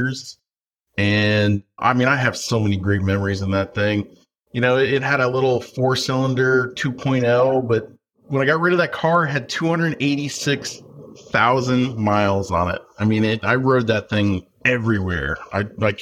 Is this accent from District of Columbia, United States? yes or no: no; Effingham, Illinois, United States; now in Aldie, United States; I am originally from Effingham, Illinois, small town in rural Illinois